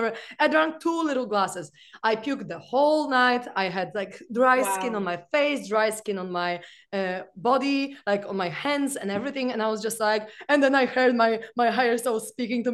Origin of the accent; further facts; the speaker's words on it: Poland; I'm from Poland